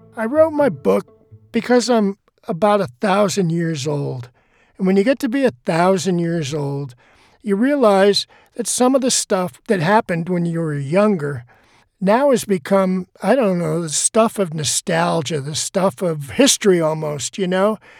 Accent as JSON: {"language": "English", "town": "Boston", "region": "Massachusetts", "country": "United States", "said": "I'm from Boston"}